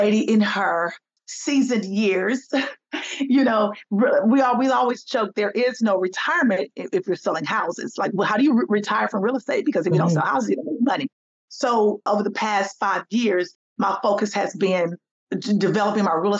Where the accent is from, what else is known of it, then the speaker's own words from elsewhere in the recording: Tennessee, United States; also born or lived in Alabama; now in Atlanta, United States; I'm originally from Tennessee